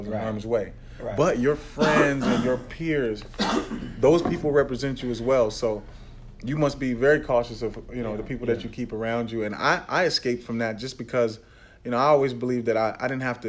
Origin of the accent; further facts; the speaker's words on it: Pasadena, California, United States; also born or lived in Tyler, Texas; I was born in Texas, but raised in Pasadena, California